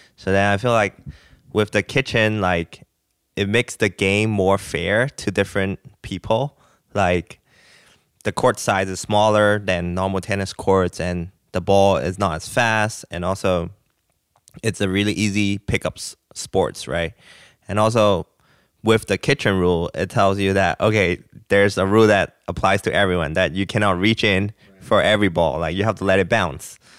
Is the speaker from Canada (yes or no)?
no; Hong Kong; moved away as an adult; also born or lived in Nashville / Los Angeles; now in United States; I'm originally from Hong Kong. I came to the United States like seven years ago